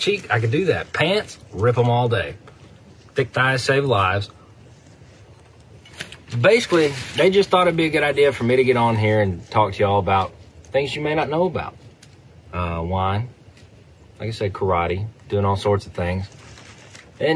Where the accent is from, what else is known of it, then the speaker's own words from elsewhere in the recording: West Tennessee, United States; also born or lived in Jackson, Tennessee / Huntingdon, Tennessee; I'm from West Tennessee. Split my time between Jackson and Huntington. Grew up in the woods.